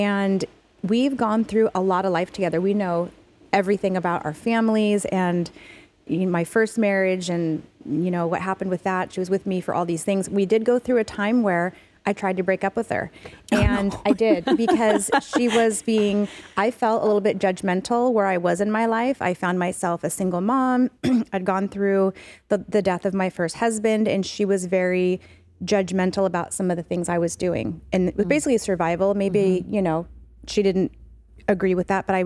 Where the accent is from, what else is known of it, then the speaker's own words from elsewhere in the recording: Auburn, Washington, United States; I grew up in Auburn. So I grew up down south